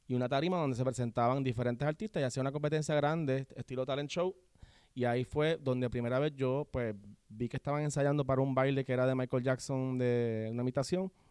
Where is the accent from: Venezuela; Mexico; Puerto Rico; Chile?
Puerto Rico; San Juan; also born or lived in Guaynabo; Yo nací en San Juan, me crié en San Juan, este, estudié en Guaynabo, en la Huesleyana, y luego me mudé a Guaynabo por unos añitos, y sí, entre Guaynabo y San Juan toda mi vida.